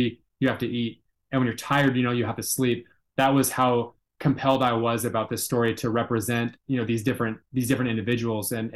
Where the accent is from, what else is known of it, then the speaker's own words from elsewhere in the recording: Seattle, Washington, United States; I'm from the Pacific Northwest up in Seattle, Washington